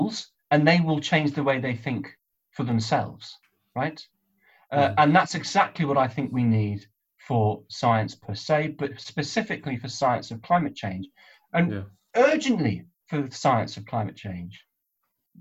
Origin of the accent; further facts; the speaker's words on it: United Kingdom; also born or lived in North West England; as a Brit